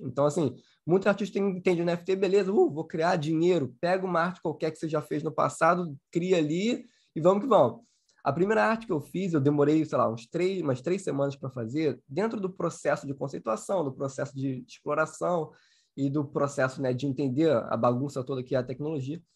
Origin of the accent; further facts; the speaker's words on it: Rio de Janeiro, Brazil; Sou carioca